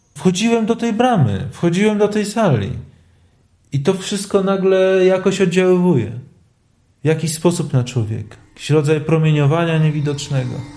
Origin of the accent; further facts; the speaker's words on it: Lublin, Lublin Voivodeship, Poland; ja wychowałem się e, tuż obok obozu koncentracyjnego na Majdanku